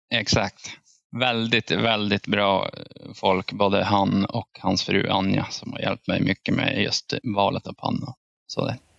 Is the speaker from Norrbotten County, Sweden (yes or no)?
yes; Piteå, Norrbotten County, Sweden; jag är från Piteå